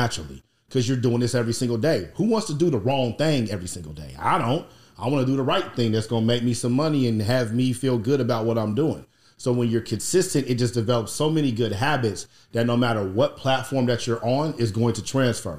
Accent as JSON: {"language": "English", "town": "Indianapolis", "region": "Indiana", "country": "United States", "said": "I'm from Indianapolis, Indiana"}